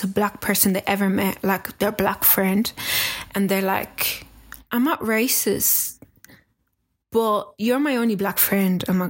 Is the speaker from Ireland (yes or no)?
yes; Ireland; also born or lived in Kinshasa, Democratic Republic of the Congo; I came to Ireland in 1998 when I was 6 years old. And I'm 28 now.